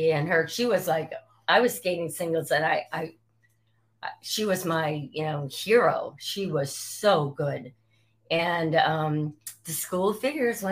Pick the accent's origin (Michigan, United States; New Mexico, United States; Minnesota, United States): Michigan, United States; East Lansing; moved away; also born or lived in Delaware; I moved from Michigan, where I grew up, to Delaware.